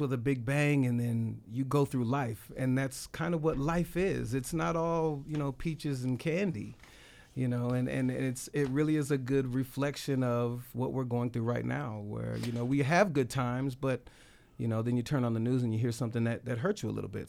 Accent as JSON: {"language": "English", "town": "Las Vegas", "region": "Nevada", "country": "United States", "said": "I'm actually from Las Vegas"}